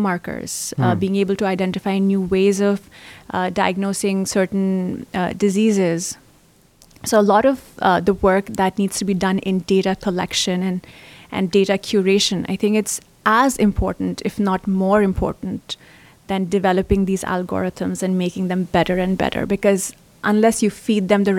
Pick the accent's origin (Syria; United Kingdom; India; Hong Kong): India; moved away as an adult; now in United States; I grew up in India and I've been part of the developing world. And then I've studied here in the US.